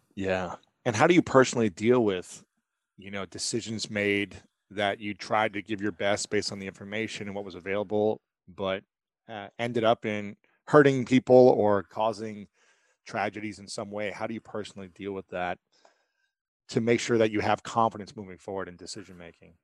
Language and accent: English; Ohio, United States; I'm a guy from Ohio